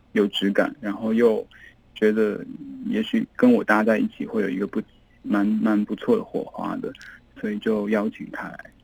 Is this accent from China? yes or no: yes; Yangzhou, Jiangsu, China; moved away; also born or lived in Beijing / Taiwan; 因为我在这里长大嘛，然后在北京念书，我到台湾之后